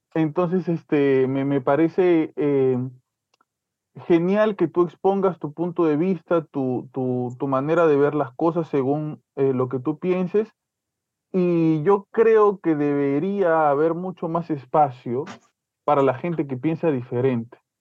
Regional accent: Peru; como peruanos

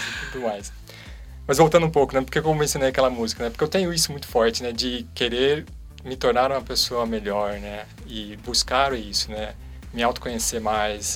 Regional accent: Socorro, São Paulo, Brazil; now in Campinas, Brazil; lá de, de Socorro, onde eu cresci

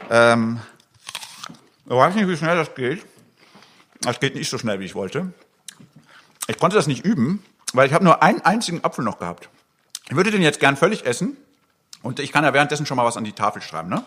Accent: Eastern Switzerland, Switzerland; Ich bin Schweizer eigentlich, ich komme aus der Ostschweiz. Und da heißt dieses Ding Bürschki.

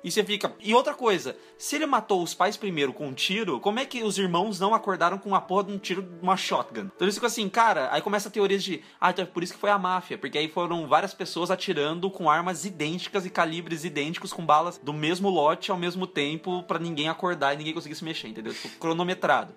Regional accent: Jundiaí, São Paulo, Brazil; em Jundiaí onde eu nasci

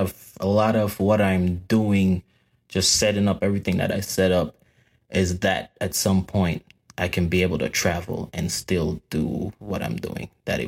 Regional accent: New York, United States; moved away as an adult; also born or lived in Jamaica; now in Georgia, United States; Because I was born in Jamaica, but I grew up in New York. I lived in New York most of my life.

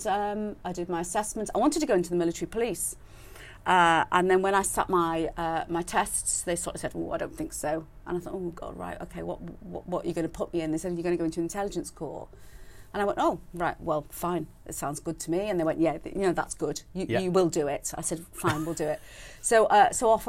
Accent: Chester, North West England, United Kingdom; I grew up in Chester, which was a garrison town at the time.

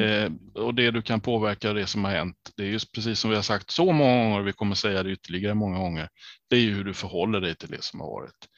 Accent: Kalmar County, Sweden; jag som ölänning

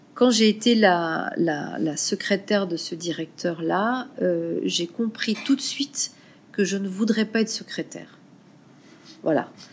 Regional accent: France; moved away as an adult; also born or lived in Burkina Faso; now in Ouagadougou, Burkina Faso; je suis française et je vis au Burkina depuis 2000

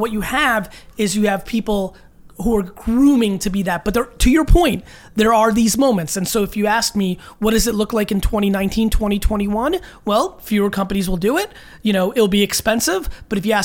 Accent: Edison, New Jersey, United States; also born or lived in Belarus / Queens, New York; I was born in Belarus in the former Soviet Union, and I grew up in that one bedroom in Queens, New York, when we first came to America for a couple years, and then we moved out to Edison, New Jersey, where I lived in a townhouse, and that's where really I became me

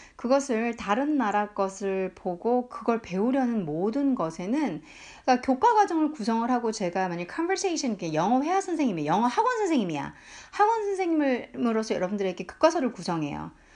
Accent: South Korea

